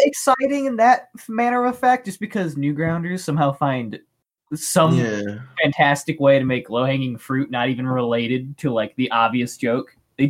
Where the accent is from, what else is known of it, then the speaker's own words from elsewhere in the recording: United States; as an American